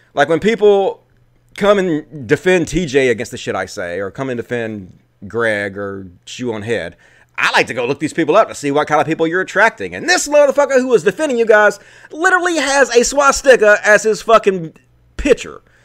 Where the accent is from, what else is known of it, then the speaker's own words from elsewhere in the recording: Mississippi, United States; I grew up in Mississippi, I was the fucking leader of my youth group